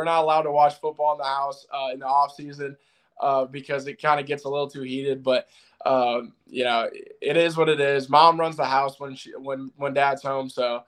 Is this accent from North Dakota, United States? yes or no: yes; Fargo, North Dakota, United States; born there; also born or lived in Tampa / Seattle / Jacksonville / Toledo; I mean, I was born in Fargo, North Dakota. I moved to Tampa, moved to Seattle, moved to Jacksonville, then moved to Toledo, Ohio.